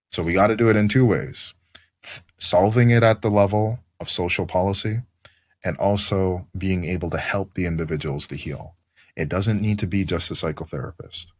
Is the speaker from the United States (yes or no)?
no; Canada; as a Canadian